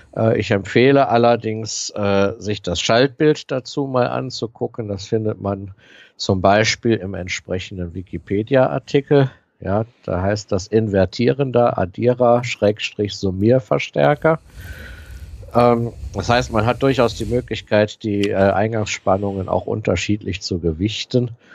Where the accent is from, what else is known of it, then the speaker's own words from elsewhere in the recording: Aachen, North Rhine-Westphalia, Germany; meine Heimatstadt Aachen